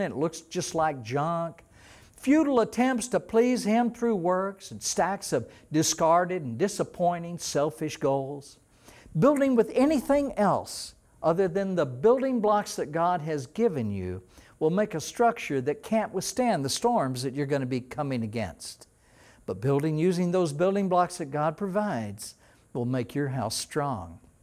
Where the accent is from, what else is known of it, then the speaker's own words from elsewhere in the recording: East Texas, United States; when I was a teenager in Texas, growing up in Texas, we had lakes all around the little town that I lived in, in East Texas